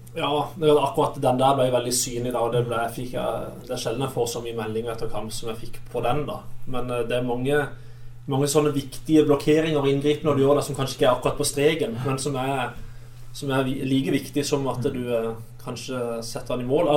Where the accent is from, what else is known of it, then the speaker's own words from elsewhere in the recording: Kristiansand, Agder, Norway; jeg følger litt med på Start siden jeg er fra Kristiansand